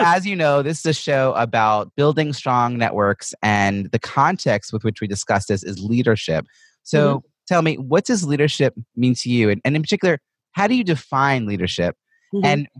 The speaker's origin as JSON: {"language": "English", "country": "United States", "said": "I'm an American writing about networking"}